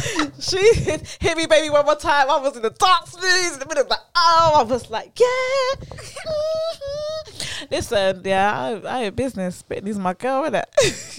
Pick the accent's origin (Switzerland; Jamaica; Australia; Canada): Jamaica; I'm Jamaican. Of course we love a bit of …. We Jamaicans love a bit of ….